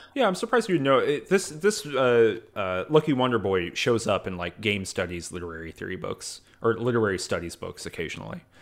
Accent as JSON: {"language": "English", "region": "the South", "country": "United States", "said": "I'm from the South"}